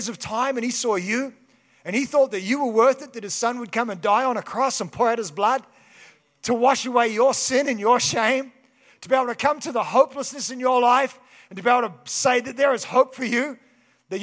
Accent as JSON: {"language": "English", "town": "Kaikoura", "region": "Canterbury", "country": "New Zealand", "tie": "born or raised there", "moved": "yes", "said": "I grew up in Kaikoura."}